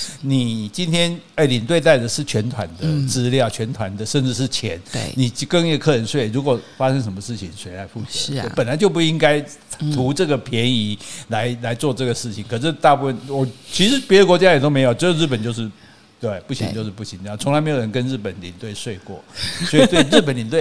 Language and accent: Chinese; Taiwan; 好，这种精神，这跟我们台湾人说啊，差不多的啦，可以就好了啦。哦，所以你看，所以为什么台湾老是在出事情？